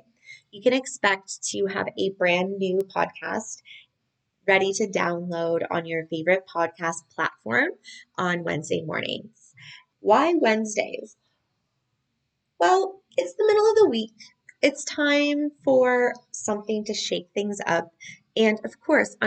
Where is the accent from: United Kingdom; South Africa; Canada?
Canada; geographically, I'm Canadian